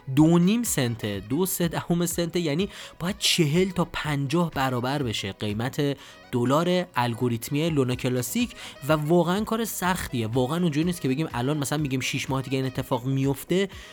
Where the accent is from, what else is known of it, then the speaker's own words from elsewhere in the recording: Iran; ما ایرانی ها